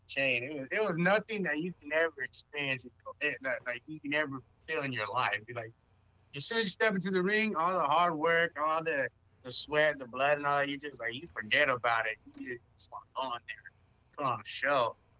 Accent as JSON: {"language": "English", "town": "San Diego", "region": "California", "country": "United States", "said": "I'm from San Diego"}